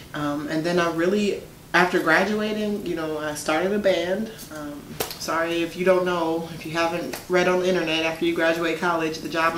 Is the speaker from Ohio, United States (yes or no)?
no; Milwaukee, Wisconsin, United States; born and raised in Milwaukee.